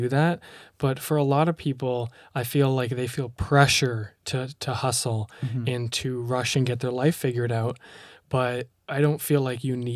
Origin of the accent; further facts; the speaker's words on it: Ontario, Canada; I'm from Ontario, Canada.